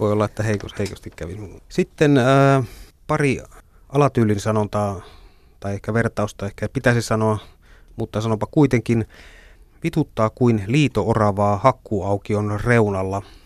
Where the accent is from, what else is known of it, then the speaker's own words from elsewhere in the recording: northern Finland, Finland; Itse olen syntynyt pohjoisessa